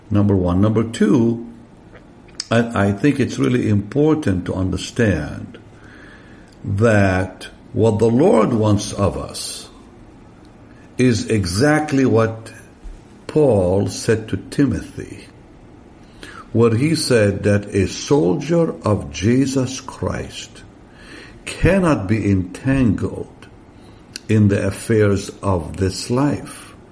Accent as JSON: {"language": "English", "country": "Israel", "tie": "born or raised there", "second_language": "English", "said": "we grew up in Israel in a, in a very innocent way. We didn't have internet."}